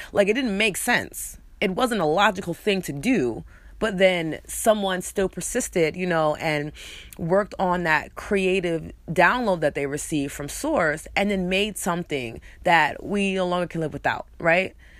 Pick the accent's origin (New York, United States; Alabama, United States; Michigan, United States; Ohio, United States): New York, United States; accent: New York; I'm also choosing to let my New York accent out more. So, you guys gonna hear hear it more, um, because it's a part of who I am, it's part of my culture, it's part of my upbringing